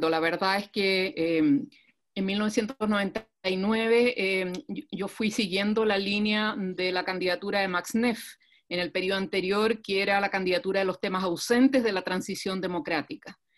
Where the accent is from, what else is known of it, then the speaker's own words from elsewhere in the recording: Chile; el patrimonio del cual vivimos como chilenos, que es nuestro territorio nacional, sino que al mismo tiempo restaurar y recuperar una convivencia que hoy día en Chile está totalmente destruida